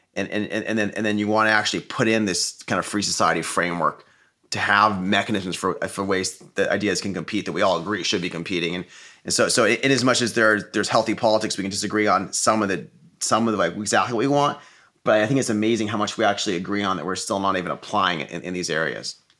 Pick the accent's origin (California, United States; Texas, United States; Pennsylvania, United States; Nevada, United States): California, United States; Silicon Valley; I grew up in Silicon Valley